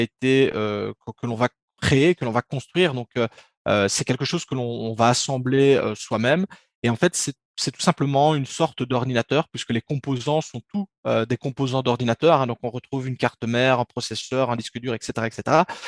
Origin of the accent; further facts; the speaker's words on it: Belgium; accent: Belgian; je suis belge. En tout cas, ça s'entend à l'accent normalement